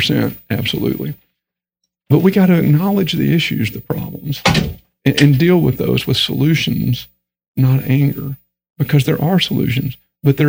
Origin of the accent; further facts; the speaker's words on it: Texas, United States; accent: Texan; I grew up in Texas. So I've got that language barrier thing going on too. I mean, like English is my second language, okay? Because I talk Texan.